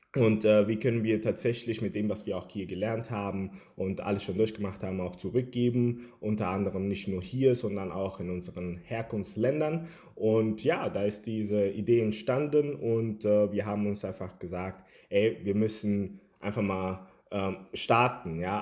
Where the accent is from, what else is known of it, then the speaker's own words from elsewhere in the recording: Germany; also born or lived in Havana, Cuba; weil ich aus Kuba komme und ja, lebe seit einigen Jahren hier in Deutschland und ja, äh, hier aufgewachsen